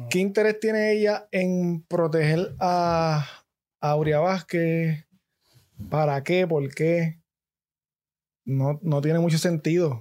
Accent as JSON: {"language": "Spanish", "town": "Gurabo", "country": "Puerto Rico", "said": "yo soy de Gurabo"}